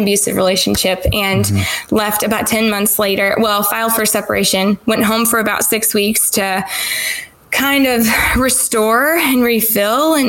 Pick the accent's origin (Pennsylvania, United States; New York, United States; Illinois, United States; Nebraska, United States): Illinois, United States; Rockford; moved away as an adult; also born or lived in Indianapolis area, Indiana; now in Indianapolis, United States; Rockford, Illinois, and born and raised there